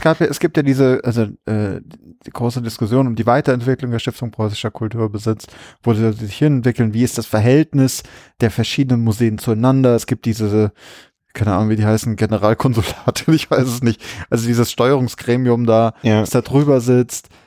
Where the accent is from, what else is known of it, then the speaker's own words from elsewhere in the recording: Berlin, Germany; als Berliner